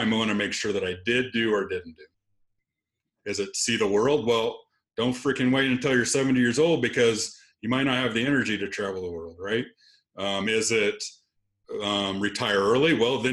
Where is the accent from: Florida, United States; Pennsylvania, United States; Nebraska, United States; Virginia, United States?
Nebraska, United States; Lexington; moved away as an adult; I was going to be back in my hometown working at my dad's store, and then I would be the heir apparent to a rental store in Lexington, Nebraska